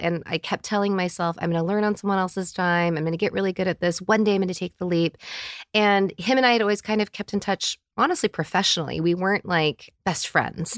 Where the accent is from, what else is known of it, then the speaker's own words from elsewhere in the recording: United States; I'm in my forties and I grew up in America